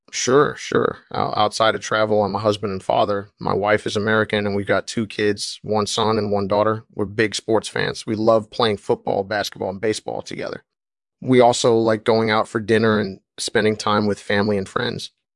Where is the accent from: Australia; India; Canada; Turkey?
Australia; moved away as an adult; also born or lived in Illinois, United States / Colorado, United States; I'm originally from Australia, but I've been all over the world.